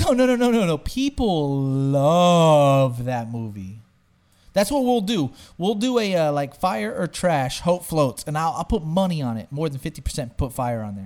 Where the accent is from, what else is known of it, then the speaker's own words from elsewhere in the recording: Smithville, Texas, United States; also born or lived in San Antonio, Texas; growing up in Smithville, Texas